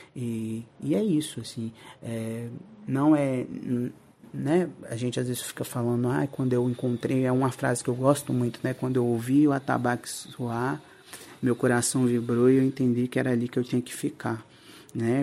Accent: interior of Minas Gerais, Brazil; moved away; eu vim de, do interior de Minas Gerais

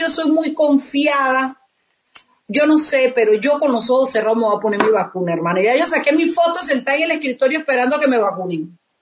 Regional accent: Chiriquí, Panama; yo soy orgullosamente panameña

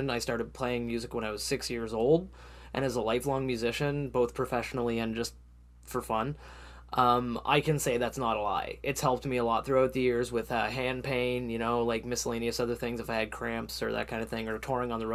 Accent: Canada; as a Canadian

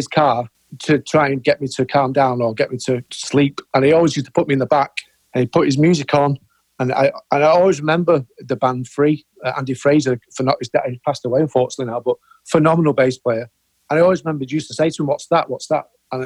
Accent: Warrington, North West England, United Kingdom; I was born in Warrington. It's great in Manchester, so 10, 15 minutes from Manchester.

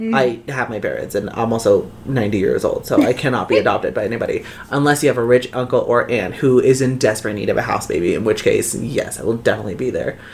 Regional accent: Reno, Nevada, United States; I grew up in Reno, Nevada

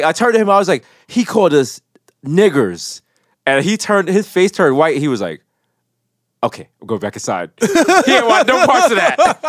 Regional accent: Jamaica; now in New York, United States; As a Jamaican

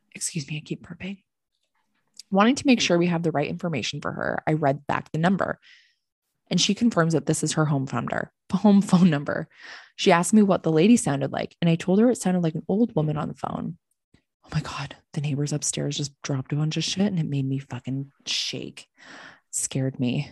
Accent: Canada; we're fucking Canadian

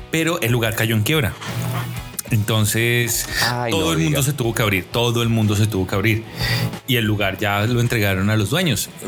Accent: Colombia; now in Mexico; cuando yo vine de Colombia a México

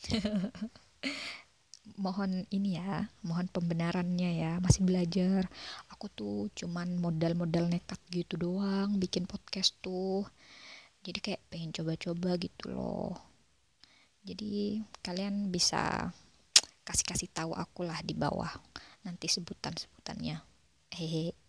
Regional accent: East Java, Indonesia; jadi aku mam um, aku dari Jawa Timur sebuah daerah di Jawa Timur sana

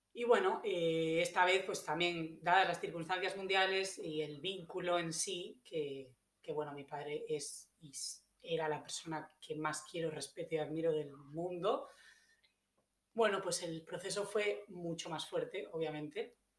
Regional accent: Galicia, Spain; moved away as an adult; also born or lived in Ibiza / New Zealand / United States; now in Australia; yo soy española, vengo del noroeste de España, de Galicia

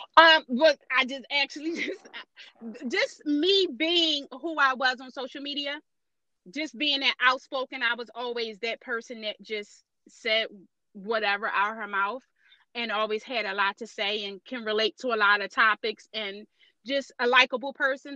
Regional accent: Philadelphia, Pennsylvania, United States; I'm born and raised in North Philadelphia, and just the odds and ends of being a Philly girl.

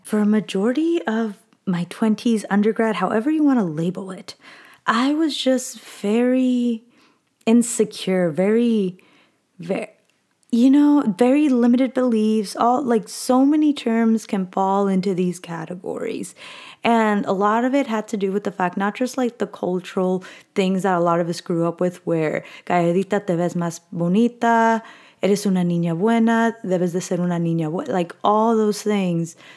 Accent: Southern California, United States; moved away as an adult; now in Northern California, United States; I was born and raised in SoCal.

